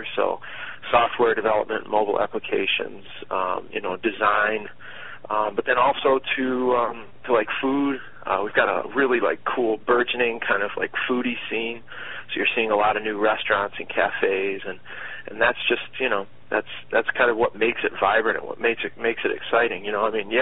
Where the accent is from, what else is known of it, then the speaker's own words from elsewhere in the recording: Rochester, Michigan, United States; now in Detroit, United States; I was born in Rochester